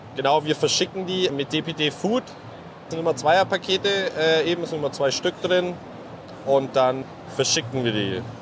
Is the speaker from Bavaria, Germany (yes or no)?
yes; Allgäu, Bavaria, Germany; wir kommen ja gebürtig aus dem Allgäu